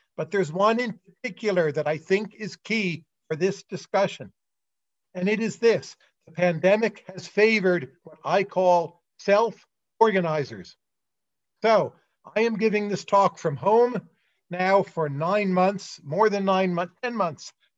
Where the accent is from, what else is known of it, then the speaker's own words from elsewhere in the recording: United States; I'm an American